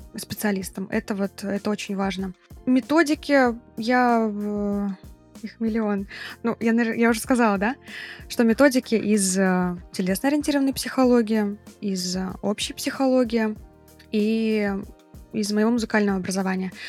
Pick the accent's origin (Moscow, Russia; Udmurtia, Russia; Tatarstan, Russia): Tatarstan, Russia; Kazan; also born or lived in Bali; у себя на родине в Казани